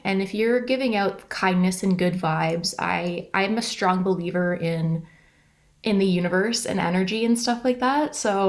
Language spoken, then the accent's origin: English; Caledon, Ontario, Canada; Originally, I'm from Caledon, which is maybe an hour north of Toronto.